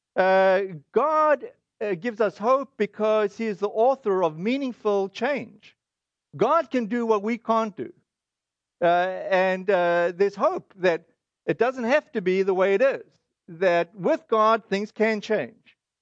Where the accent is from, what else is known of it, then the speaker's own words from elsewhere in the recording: South Africa; now in United States; this is our South African, uh, heritage